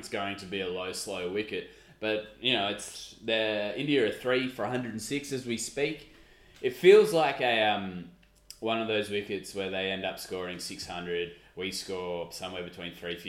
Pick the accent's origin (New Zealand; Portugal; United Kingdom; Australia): Australia; being Australian